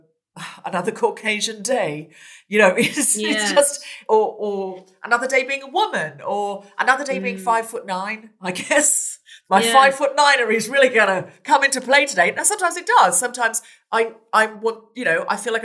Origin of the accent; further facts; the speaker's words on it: Gold Coast, Queensland, Australia; moved away; I was brought up on the beach in Australia